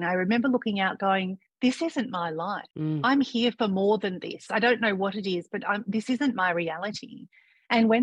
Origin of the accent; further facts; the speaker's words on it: Victoria, Australia; moved away as an adult; also born or lived in Thailand; now in Koh Samui, Thailand; I was this Indian girl going to a country school in Victoria, Australia